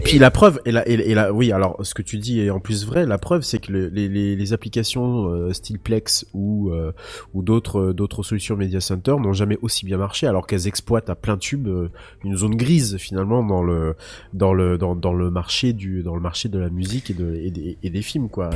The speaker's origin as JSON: {"language": "French", "country": "France", "said": "chez nous en France"}